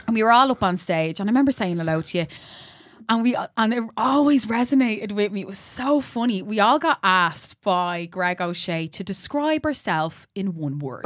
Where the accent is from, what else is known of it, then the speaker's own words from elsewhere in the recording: Dublin, Leinster, Ireland; I'm from Cabra as well